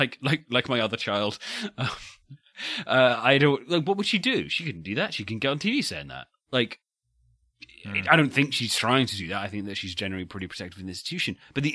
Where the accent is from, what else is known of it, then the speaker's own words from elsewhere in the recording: United Kingdom; I'm just being British here.